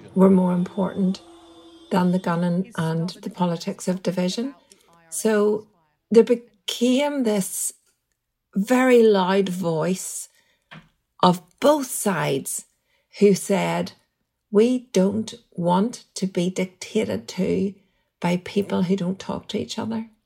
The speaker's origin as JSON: {"language": "English", "town": "Strabane", "region": "Northern Ireland", "country": "United Kingdom", "tie": "born or raised there", "said": "I grew up in the Protestant tradition in Strabane, very, very much in a minority"}